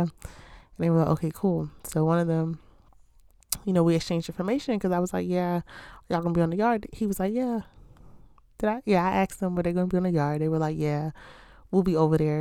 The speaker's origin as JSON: {"language": "English", "town": "Baltimore", "region": "Maryland", "country": "United States", "said": "I'm from Baltimore"}